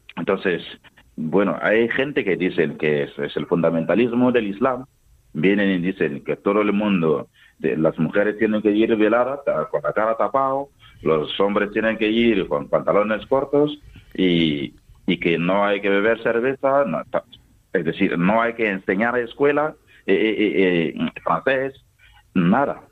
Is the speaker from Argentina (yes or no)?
no; Toma, Boucle du Mouhoun, Burkina Faso; Spanish is a second language; moved away as an adult; now in Albacete, Spain; yo nací en Tomá. Tomá es una de las 45 provincias que, que tiene Burkina Faso.